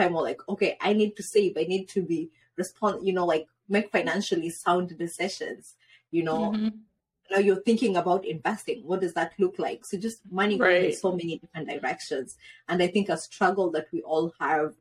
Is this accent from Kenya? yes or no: yes; Kenya; moved away; when we grew up in Kenya